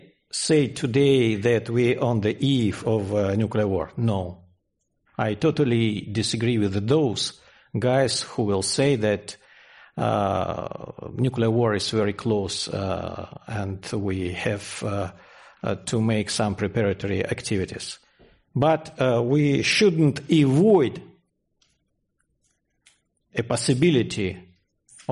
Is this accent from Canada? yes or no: no; Russia; I am from Russia